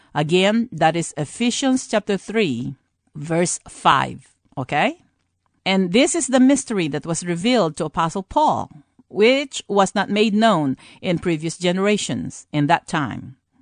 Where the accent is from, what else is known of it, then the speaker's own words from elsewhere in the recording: United States; we, as an American and believers of our Lord Jesus Christ